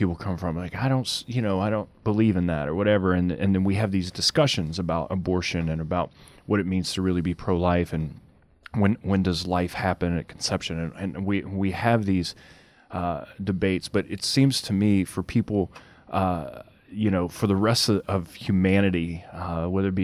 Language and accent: English; Cajun, Louisiana, United States; I'm a Cajun man